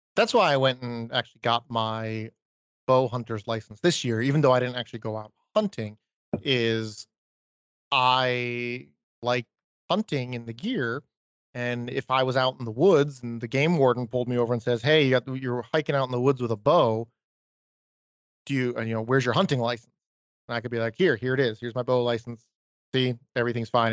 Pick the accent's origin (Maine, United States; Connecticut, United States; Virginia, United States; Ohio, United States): Maine, United States; growing up in Maine